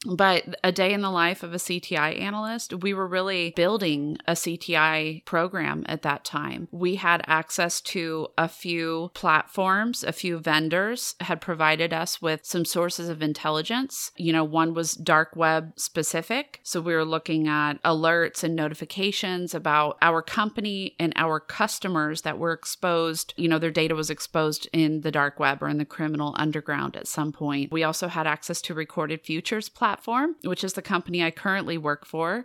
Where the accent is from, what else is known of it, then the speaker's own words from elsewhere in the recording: United States; as American students